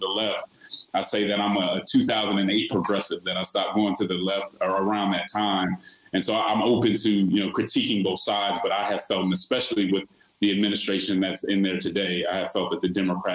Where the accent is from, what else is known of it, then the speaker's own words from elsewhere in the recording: Denver, Colorado, United States; I'm originally from Denver, Colorado, and so I grew up I grew up looking up to elected officials like Mayor Wellington Webb